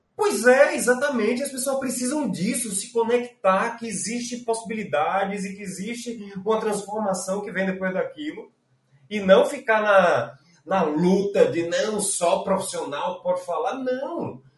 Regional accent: Recife, Pernambuco, Brazil; also born or lived in Salvador; Eu nasci em Salvador, é, com dois anos de idade vim para Recife

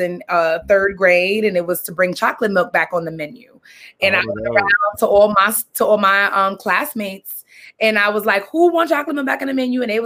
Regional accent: New York City, New York, United States; I grew up in Brooklyn, Brooklyn, East New York, pre-gentrified, the hood

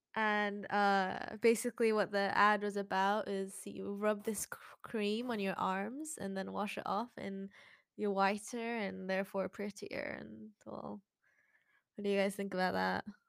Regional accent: British Columbia, Canada; now in Hong Kong; I am a British Columbian living in Hong Kong

